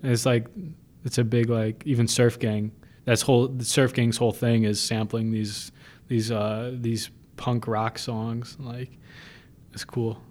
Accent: Buffalo, New York, United States; I'm from Buffalo.

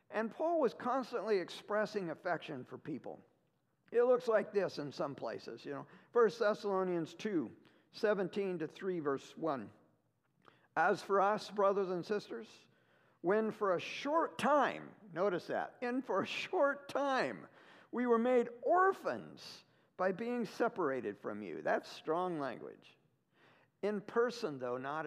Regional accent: the Northwest, Pacific Northwest, United States; moved away as an adult; also born or lived in Ohio; I'm from the Northwest

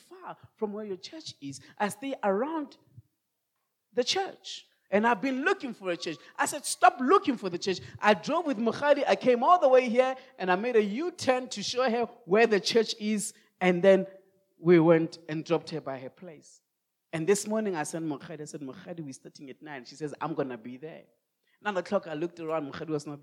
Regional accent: Rustenburg, North West, South Africa; moved away as an adult; also born or lived in Kempton Park, South Africa; now in Roodepoort, South Africa; send me to Rustenburg. That's my hometown.

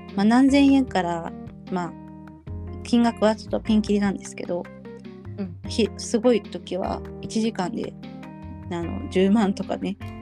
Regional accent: Kyushu, Japan; 自分の実家の九州

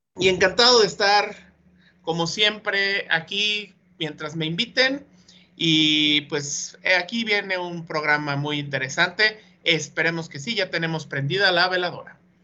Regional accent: Mexico; como buen mexicano

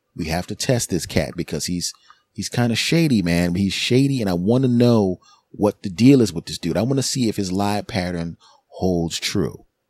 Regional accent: Philadelphia, Pennsylvania, United States; moved away as an adult; now in New Jersey, United States; I'm originally from, I'm in Jersey now, but I'm originally from Philadelphia. So I have my original friends from Philly, my original comedy friends and people I grew up

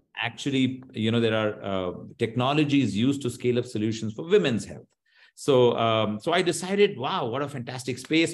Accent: Bangalore, Karnataka, India; I'm from India, I'm from Bangalore, we are all techies

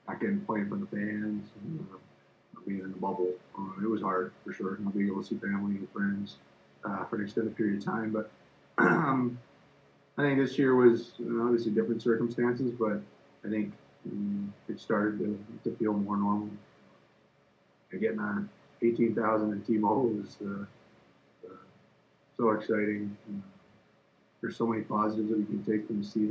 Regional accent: Winnipeg, Manitoba, Canada; moved away; my hometown in Winnipeg

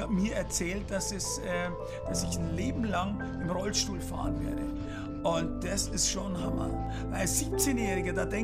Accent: Fürstenfeldbruck, Bavaria, Germany; born there; Ich bin geboren in Fürstenfeldbruck bei München.

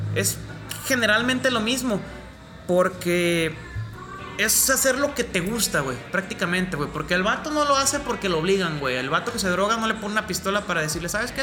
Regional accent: Mexico; me gusta mi acento, me gusta ser mexicano

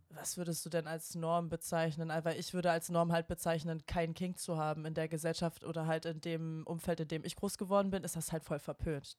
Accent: Bavaria, Germany; now in Berlin, Germany; bei uns unten in Bayern

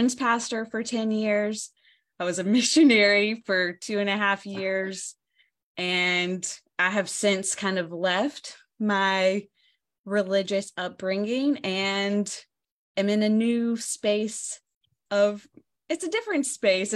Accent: the South, United States; accent: Southern twang; I'm from the South. You can tell from my accent. Like, I have the twang. Like, think deep, deep South

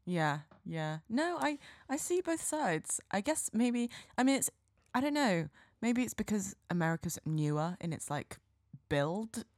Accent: Cotswolds, South West England, United Kingdom; I didn't grow up in urban England. I grew up in very much mm. rural um, yes, Cotswolds.

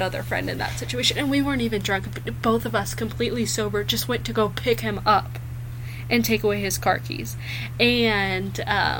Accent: Springfield, Missouri, United States; And we're from Springfield

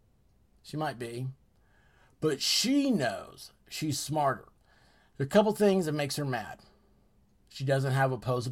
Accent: United States; as an American

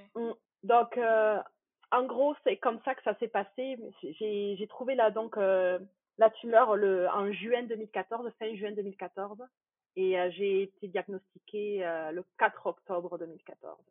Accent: France; moved away as an adult; now in Quebec, Canada; Je suis française d'origine. J'ai immigrée au Québec, euh, c'était en 2013, fin 2013

